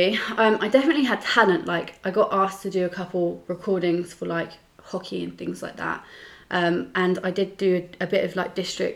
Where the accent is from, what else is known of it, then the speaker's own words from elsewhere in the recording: Wokingham, South East England, United Kingdom; I'm from Wokingham. But yeah, I went to a all-girls school in Wokingham